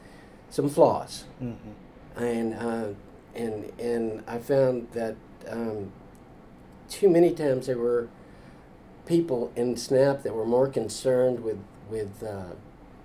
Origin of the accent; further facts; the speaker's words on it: Houston, Texas, United States; I was born and raised in Houston.